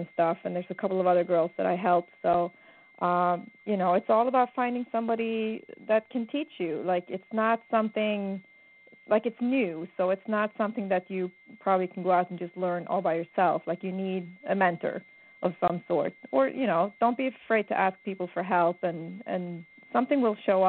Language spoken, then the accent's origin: English; Sweden; moved away as an adult; I was born in Sweden and my father owned racehorses. And, you know, as soon as I was old enough to walk and talk, I hung at the barn